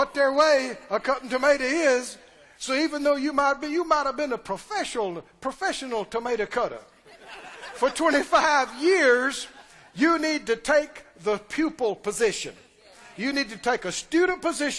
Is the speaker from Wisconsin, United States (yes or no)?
no; Mississippi, United States; moved away; we're from Mississippi.